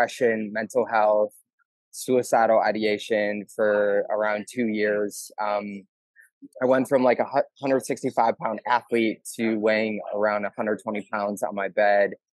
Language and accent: English; Milwaukee, Wisconsin, United States; I grew up in Milwaukee